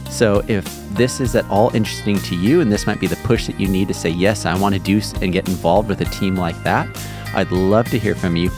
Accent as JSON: {"language": "English", "region": "California", "country": "United States", "tie": "born or raised there", "said": "growing up in California"}